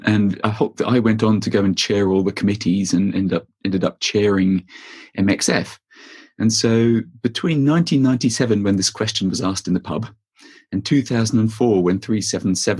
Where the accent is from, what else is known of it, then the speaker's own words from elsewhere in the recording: Australia; moved away; also born or lived in France; I grew up in Australia